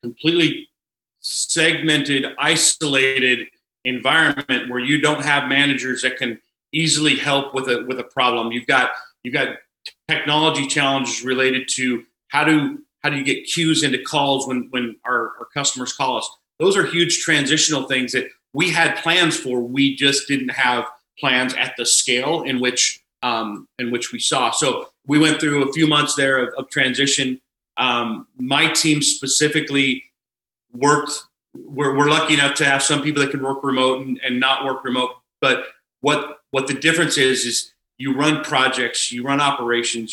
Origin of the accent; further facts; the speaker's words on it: Cashmere, Washington, United States; also born or lived in Wenatchee, Washington; I grew up in a smaller town. I was born in Wenatchee, a small town named Cashmere High School, or Cashmere, Washington.